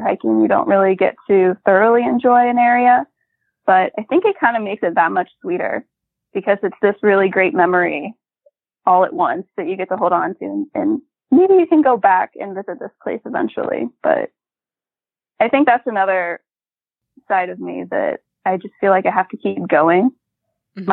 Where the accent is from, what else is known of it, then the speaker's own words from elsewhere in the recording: Ohio, United States; I'm from Ohio, and it is so flat here